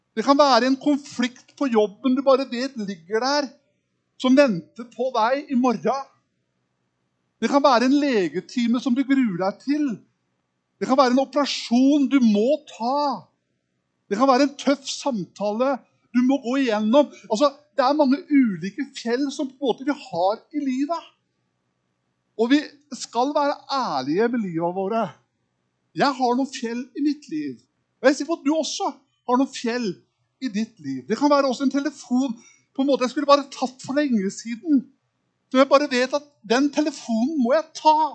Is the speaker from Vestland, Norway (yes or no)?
no; Kragerø, Telemark, Norway; accent: østlending; moved away; Oppvokst i en liten by som heter Kragerø